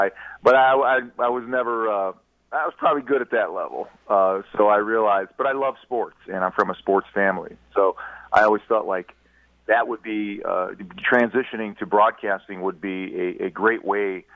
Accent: Cleveland, Ohio, United States; I grew up in Cleveland, Ohio

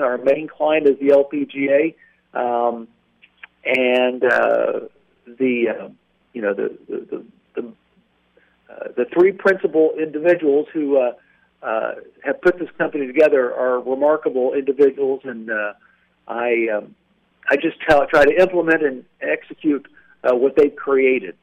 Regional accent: Seymour, Indiana, United States; I grew up in a little town called Seymour, Indiana.

